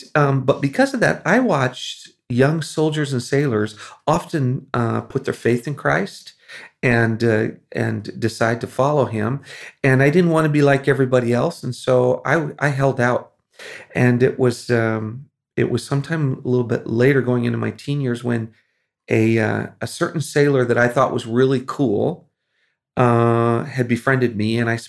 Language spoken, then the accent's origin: English; Philippines; Well, it was growing up in the Philippines. The reason we were there was because my parents were missionaries